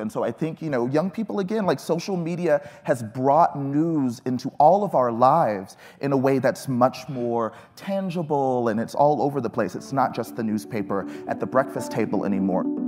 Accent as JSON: {"language": "English", "region": "Texas", "country": "United States", "tie": "born or raised there", "said": "I grew up in Texas"}